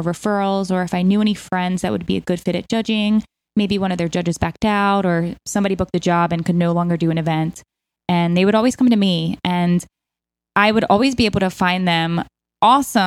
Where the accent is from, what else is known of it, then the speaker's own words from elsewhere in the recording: Baltimore, Maryland, United States; moved away as an adult; also born or lived in New York City; I grew up in Baltimore, Maryland